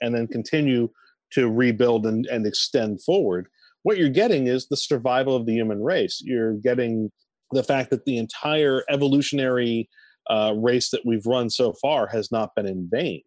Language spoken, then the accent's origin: English; New England, United States; as a New Englander and as someone, I'm half French myself